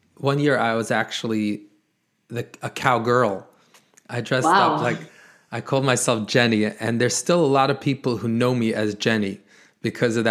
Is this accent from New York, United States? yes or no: yes; New York City, New York, United States; I am born and raised in Brooklyn, New York